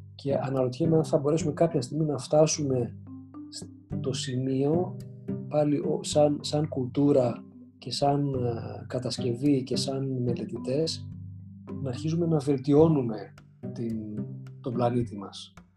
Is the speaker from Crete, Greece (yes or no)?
no; Athens, Attica, Greece; moved away as an adult; also born or lived in United States; μεγάλωσα στην Αθήνα και τα καλοκαίρια μεγάλωσα στην επαρχία